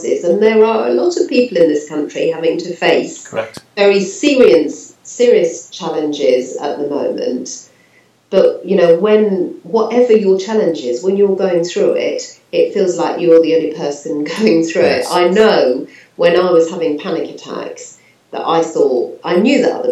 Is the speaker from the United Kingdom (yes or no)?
yes; London, United Kingdom; moved away as an adult; also born or lived in Norfolk; I was brought up in London